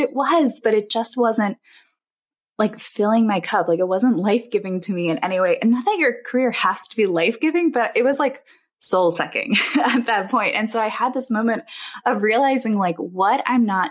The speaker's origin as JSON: {"language": "English", "region": "East Coast", "country": "United States", "also_born_or_lived": "Illinois", "moved": "as an adult", "said": "we moved from Illinois back to the East Coast where we're from originally"}